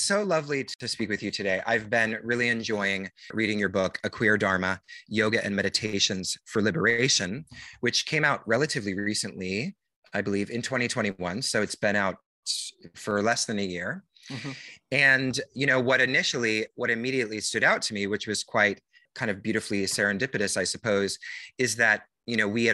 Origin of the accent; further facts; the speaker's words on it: near Seattle, the Northwest, Washington, United States; moved away as an adult; also born or lived in New York; I grew up in the Northwest and near Seattle